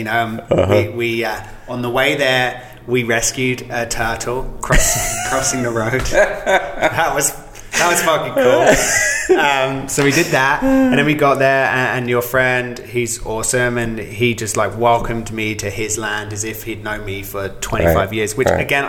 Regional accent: England, United Kingdom; The same as I grew up in England, guns don't exist.

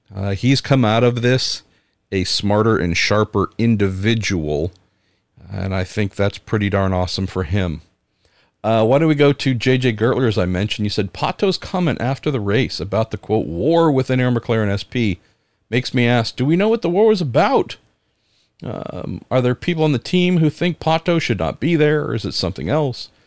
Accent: San Francisco, California, United States; my hometown, home area, San Francisco

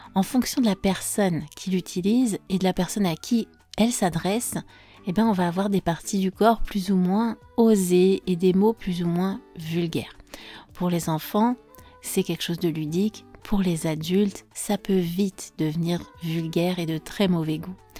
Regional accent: France; je suis française

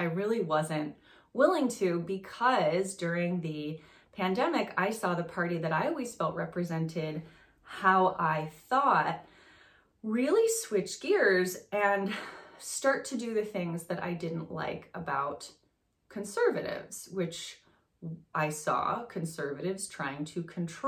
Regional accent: France; moved away; I grew up in France.

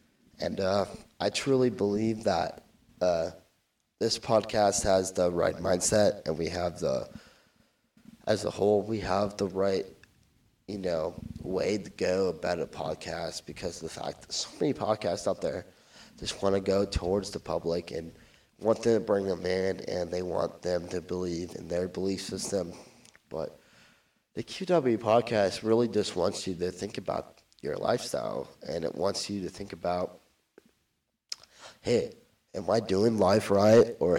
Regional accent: California, United States; I'm from Orange County, so there's a lot of podcasts out there

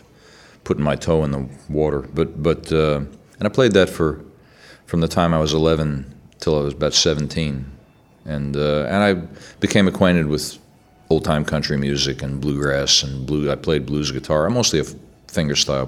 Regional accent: New York City, New York, United States; also born or lived in Manhattan, New York; I grew up in the Bronx, New York.

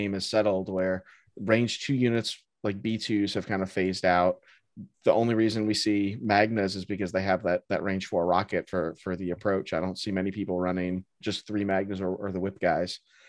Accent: Tennessee, United States; I'm from Tennessee.

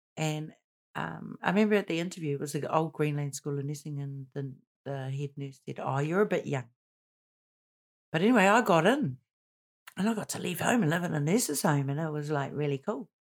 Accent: Auckland, New Zealand; born and raised in Paku, in Pakaranga

